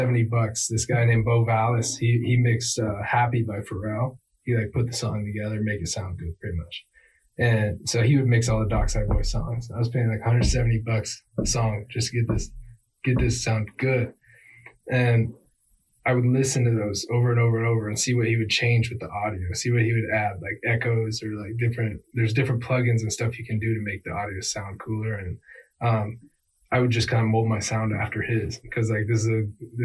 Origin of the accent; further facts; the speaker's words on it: Fremont, Nebraska, United States; I got a buddy I grew up with in Fremont